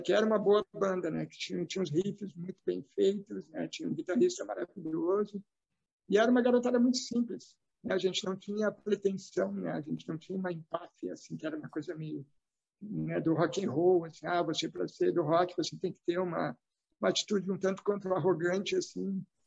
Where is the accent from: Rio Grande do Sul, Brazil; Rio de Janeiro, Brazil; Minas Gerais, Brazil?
Rio Grande do Sul, Brazil; Novo Hamburgo; accent: sotaque do Sul; nessa cidade aqui onde eu nasci, que é Novo Hamburgo